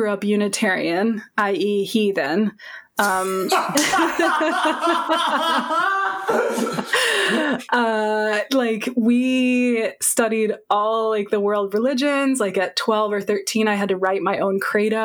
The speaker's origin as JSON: {"language": "English", "region": "Massachusetts", "country": "United States", "tie": "born or raised there", "said": "I grew up in Massachusetts"}